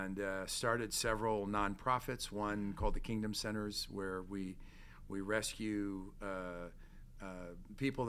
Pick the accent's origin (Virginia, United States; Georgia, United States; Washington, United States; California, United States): California, United States; Torrance; also born or lived in New York; I was raised in Torrance, California